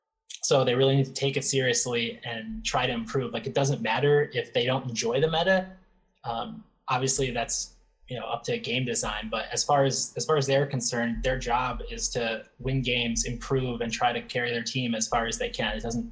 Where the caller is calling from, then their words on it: Springfield, Massachusetts, United States; I'm calling from Springfield, Massachusetts.